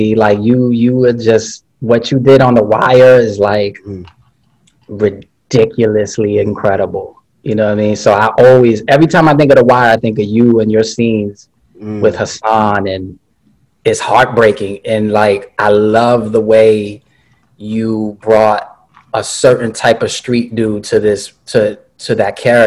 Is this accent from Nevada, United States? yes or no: no; New York City, New York, United States; I was born and raised in Bushwick